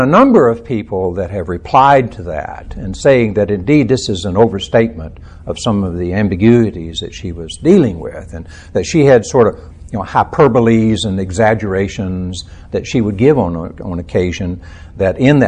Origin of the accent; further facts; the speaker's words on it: central Texas, United States; I was born in Texas, in the central part of Texas